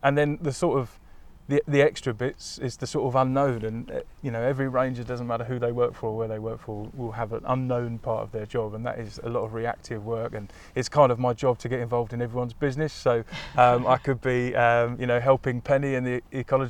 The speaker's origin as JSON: {"language": "English", "town": "Crawley", "region": "South East England", "country": "United Kingdom", "tie": "born or raised there", "said": "I grew up in a town not too far from here in West Sussex"}